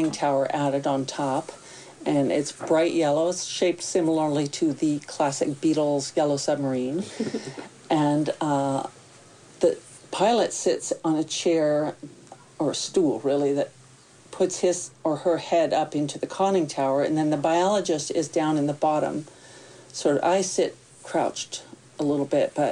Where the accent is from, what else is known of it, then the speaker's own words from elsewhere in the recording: Tennessee, United States; moved away; also born or lived in California; I grew up in Tennessee